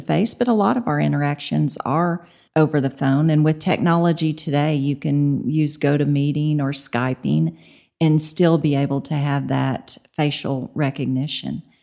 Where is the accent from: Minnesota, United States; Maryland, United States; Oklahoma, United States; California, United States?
Oklahoma, United States; Tulsa; moved away as an adult; now in Amarillo, United States; I'm from Tulsa